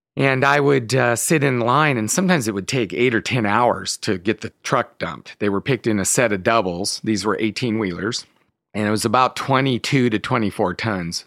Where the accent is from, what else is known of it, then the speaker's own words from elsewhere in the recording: Escalon, California, United States; I grew up in the Central Valley of California, so outside of the town of Modesto, in a little town called Escalon